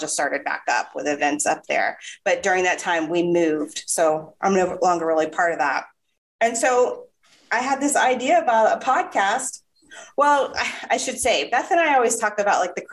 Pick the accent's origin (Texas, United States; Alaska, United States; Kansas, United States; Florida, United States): Florida, United States; Jacksonville; also born or lived in Northern Virginia; I am from Florida. I'm from Jacksonville